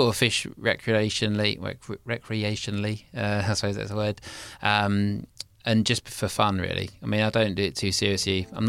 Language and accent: English; Snodland, South East England, United Kingdom; because we grew up in just outside Mason, a place called Snodland. It's a little village, well, it was a village, now it's a town.